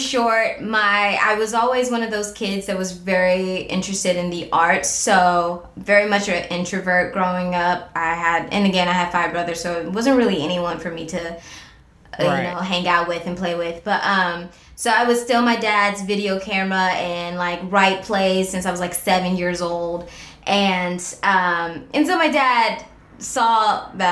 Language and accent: English; Cleveland, Ohio, United States; I'm from Cleveland